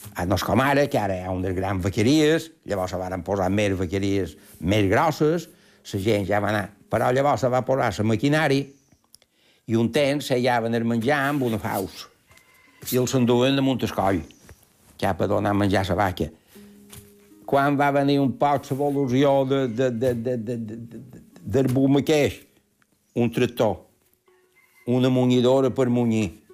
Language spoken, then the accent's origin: Catalan; Ses Salines, Balearic Islands, Spain; Jo el meu poble és Salines